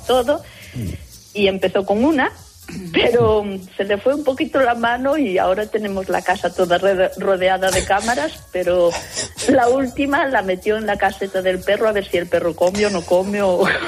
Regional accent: Galicia, Spain; now in Basel, Switzerland; nosotros somos gallegos

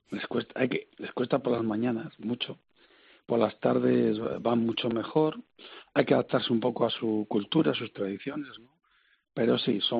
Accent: Valladolid, Castile and León, Spain; Yo soy de Valladolid

